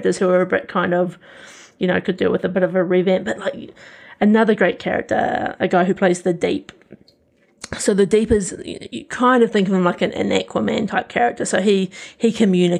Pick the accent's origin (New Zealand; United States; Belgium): New Zealand; as a New Zealander, sometimes it can feel a bit cringy hearing your own accent